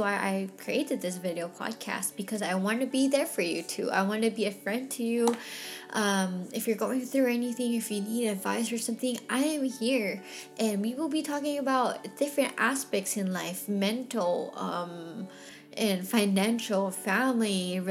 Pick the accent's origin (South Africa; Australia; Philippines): Philippines; now in Texas, United States; I was from the Philippines